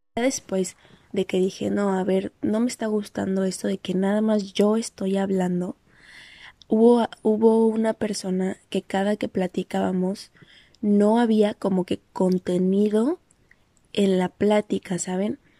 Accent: Mexico; moved away; es mi identificación es de México

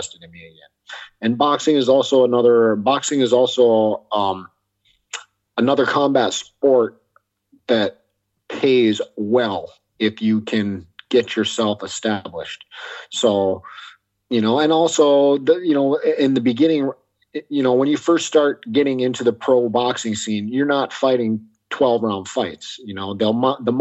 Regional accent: United States; I was born in the States, grew up in the States, but ethnically I'm half Korean

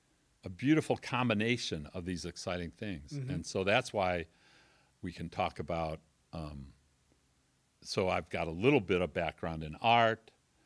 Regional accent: Arlington Heights, Illinois, United States; And so I grew up in Arlington Heights, Illinois, mm-hmm. you know, love outside of Chicago, love Chicago.

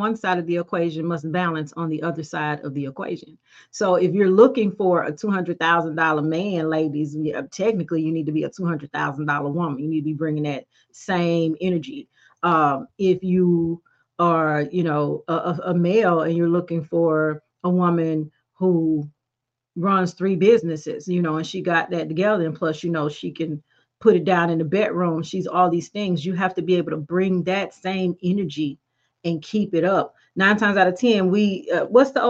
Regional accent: Brookhaven, Mississippi, United States; my hometown of Brookhaven, Mississippi.

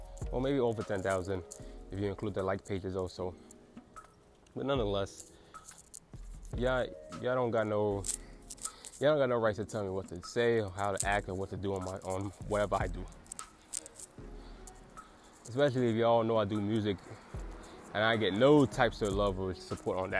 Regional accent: United States; I'm still an American, so as an American

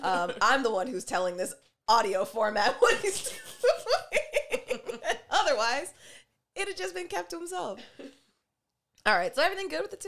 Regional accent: Canada; You find yourself here to be fun, fine, black, and Canadian like us

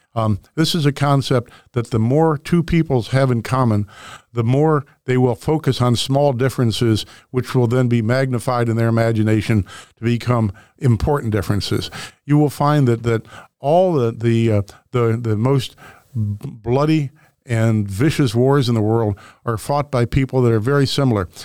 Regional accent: Webster Groves, Missouri, United States; where I grew up in Webster Groves, we had the Turkey Day football game

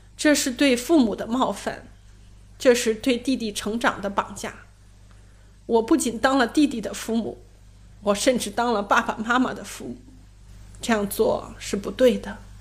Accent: Xuchang, Henan, China; moved away; 回到许昌，我的老家

